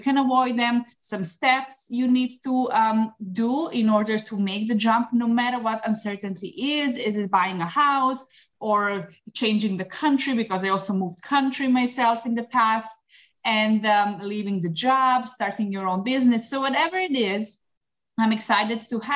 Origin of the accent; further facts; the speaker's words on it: Serbia; moved away as an adult; now in Dubai, United Arab Emirates; I'm originally from Serbia